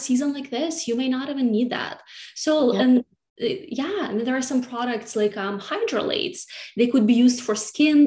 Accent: Siberia, Russia; moved away as an adult; now in New York City, United States; I grew up in Siberia, which is right in the middle of the country

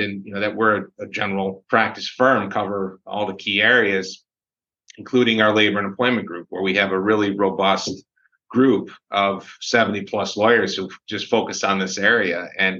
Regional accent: Syracuse, New York, United States; I grew up in Syracuse, was from the area

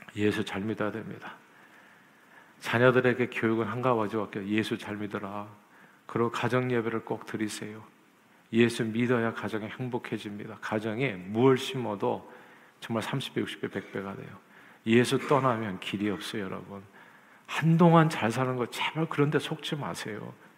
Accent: South Korea; now in United States

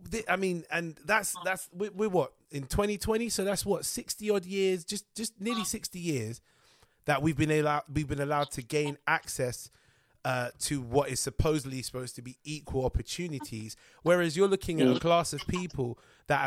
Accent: United Kingdom; we are British because we're here.

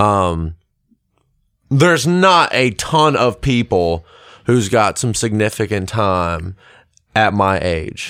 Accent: Lexington, South Carolina, United States; also born or lived in Columbia, South Carolina / South Georgia; I'm from Lexington, uh, born in Columbia, went to school in Lexington

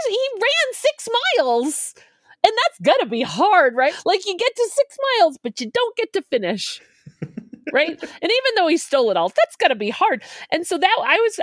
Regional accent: Boston area, Massachusetts, United States; now in Denver, United States; The marathon starts the city over from where I grew up. I drove over the start line twice a week for my whole childhood

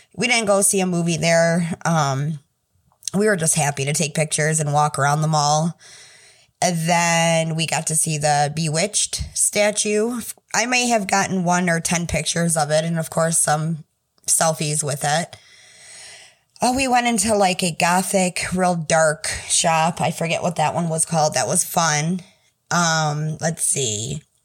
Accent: Michigan, United States; I'm from Michigan

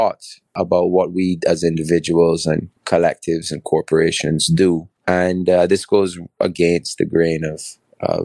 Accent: Barbados; also born or lived in England / Bristol; So I'm a Barbadian. I was born and raised in Barbados. Actually born in England, but raised in Barbados from 3 months old

